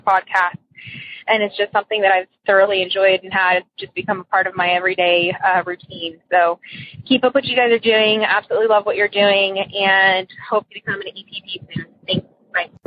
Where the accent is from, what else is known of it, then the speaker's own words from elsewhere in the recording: Texas, United States; also born or lived in Hawaii; I'm from Texas, and um, I used to live in Hawaii.